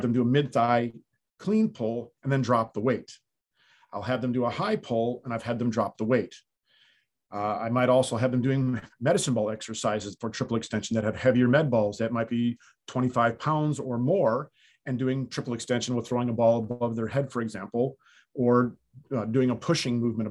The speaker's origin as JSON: {"language": "English", "region": "the North", "country": "United States", "tie": "born or raised there", "moved": "as an adult", "lives_now": "the South, United States", "said": "I grew up in the North, and when I grew up there, we didn't have indoor facilities"}